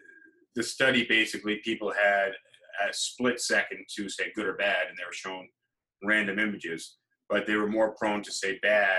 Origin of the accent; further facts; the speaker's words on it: New York City, New York, United States; Be like, oh yeah, you know, I'm from New York.